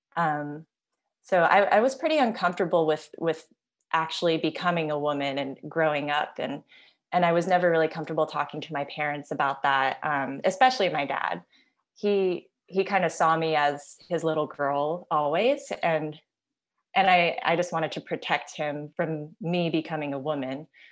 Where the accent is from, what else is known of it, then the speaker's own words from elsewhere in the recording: Silver Spring, Maryland, United States; now in Los Angeles, United States; Now I'm in Los Angeles, and dad is still in the same house where I grew up in Silver Spring, Maryland